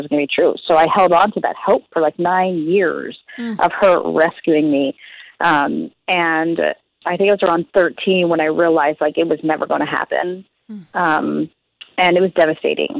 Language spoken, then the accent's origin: English; Philadelphia, Pennsylvania, United States; moved away; I was born in Philadelphia